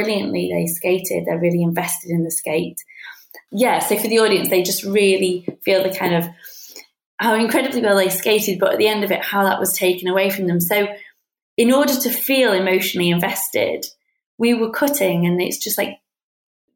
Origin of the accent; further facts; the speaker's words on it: United Kingdom; I'm from Britain